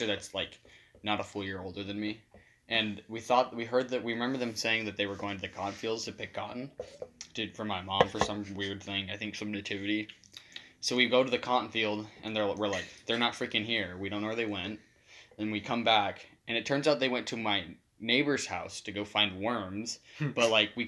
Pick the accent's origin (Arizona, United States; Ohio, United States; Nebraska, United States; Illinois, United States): Arizona, United States; Mesa; Mesa, Arizona. That's where I was born